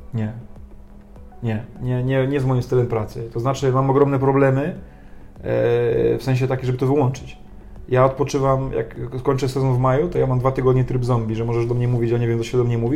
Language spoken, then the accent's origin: Polish; Poland; also born or lived in France; ja wyrosłem na warunkach polskich, to całe tradycje, wszystko to zostało mi wpojone